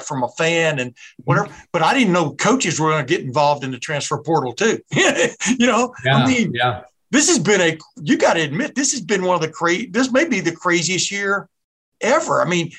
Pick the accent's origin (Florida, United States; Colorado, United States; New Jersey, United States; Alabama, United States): Alabama, United States; also born or lived in Texas; now in Ohio, United States; I grew up in Alabama and in Texas and moved up here in 76, but to Ohio.